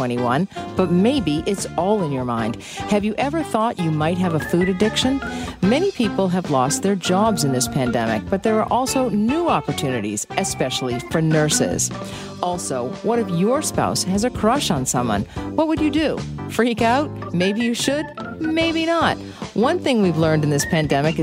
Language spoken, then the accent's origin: English; United States; I'm American